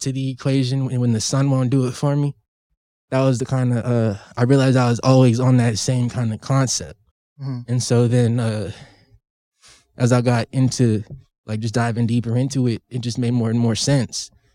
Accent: California, United States; now in Washington, United States; I'm from California

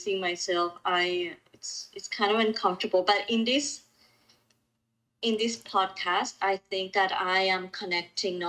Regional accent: Ecuador; moved away as an adult; also born or lived in Colombia / Mexico City, Mexico; now in Vancouver, Canada; I was born in Ecuador. And so you and I, Dani, we were neighbors. And I was in Ecuador until I was 26

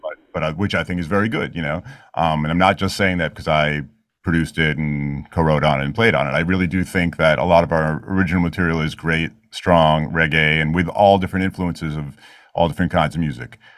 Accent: New York City, New York, United States; I grew up in Queens

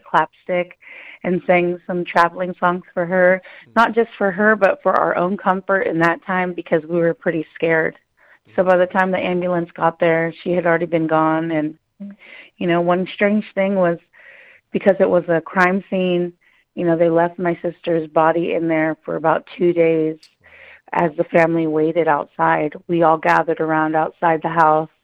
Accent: Mendocino coast, Northern California, United States; I come from the Mendocino coast, and that's up north

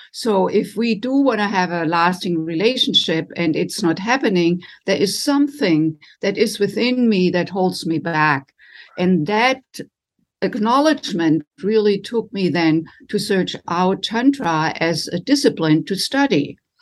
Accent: Germany; moved away as an adult; now in United States; I was raised in Germany and came to the United States in my late twenties to do postgraduate work in music

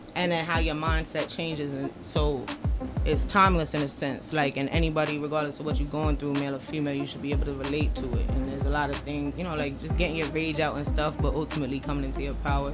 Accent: Mastic Beach, New York, United States; Where I'm from in Long Island, it's uh, called Mastic, Mastic Beach.

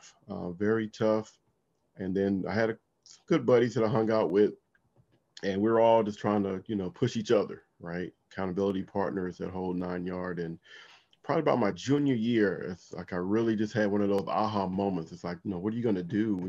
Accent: Compton, California, United States; now in Washington, D.C. area, United States; I grew up in Compton, California

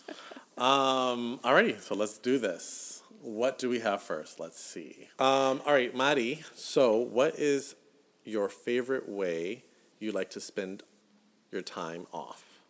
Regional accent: the South, United States; growing up in the South

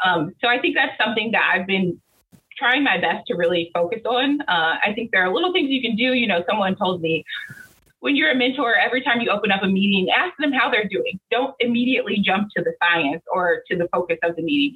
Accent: Central Illinois, United States; I'm originally from Central Illinois. Um, I grew up in a single parent household

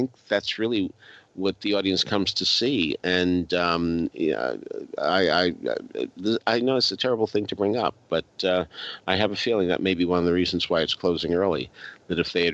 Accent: Arlington, Massachusetts, United States; my hometown of Arlington, Massachusetts

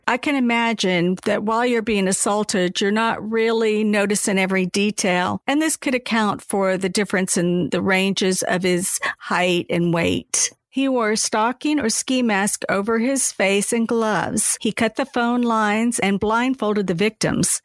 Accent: Charleston, South Carolina, United States; moved away; I still tell everyone I'm from Charleston, even though I haven't lived there for longer than I did at this point.

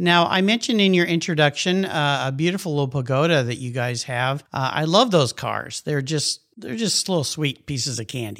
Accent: San Diego, California, United States; I grew up in La Jolla, wonderful place to get to grow up.

